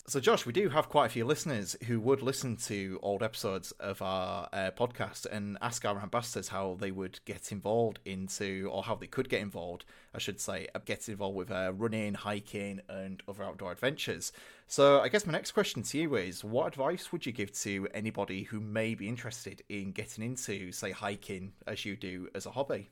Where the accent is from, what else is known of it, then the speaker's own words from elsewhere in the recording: Hull, Yorkshire and the Humber, United Kingdom; my hometown, uh, Hull in the city centre.